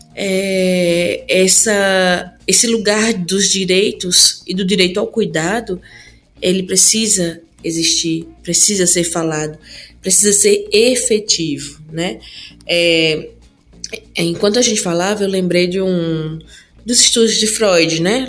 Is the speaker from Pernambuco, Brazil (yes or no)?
yes; Petrolina, Pernambuco, Brazil; eu sou aqui, sou de Petrolina. E alguns bairros onde eu morei tinham pessoas que eram assassinadas